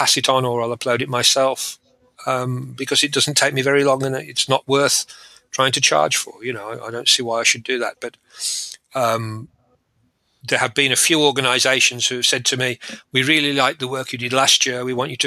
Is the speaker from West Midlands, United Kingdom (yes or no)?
yes; Birmingham, West Midlands, United Kingdom; I was born in Birmingham, England